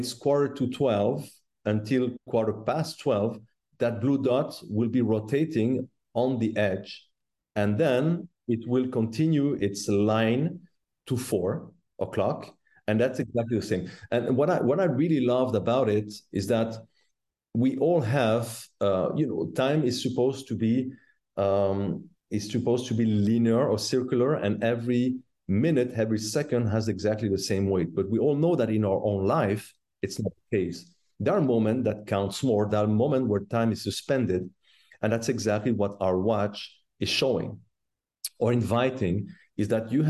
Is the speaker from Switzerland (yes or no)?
yes; La Chaux-de-Fonds, Neuchâtel, Switzerland; I was born and raised in the Watch Valley in La Chaux-de-Fonds